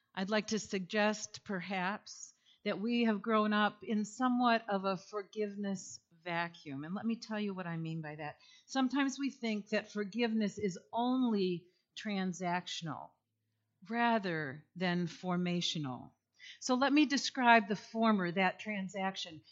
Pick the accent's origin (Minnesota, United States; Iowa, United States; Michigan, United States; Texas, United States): Michigan, United States; east side of; now in Holland, United States; I grew up, however, on the east side of the state, so Holland was a second home to me